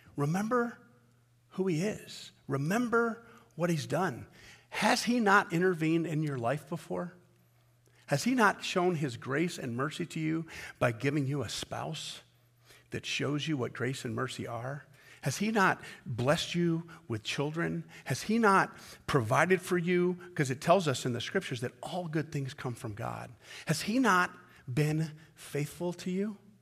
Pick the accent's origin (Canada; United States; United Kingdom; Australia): United States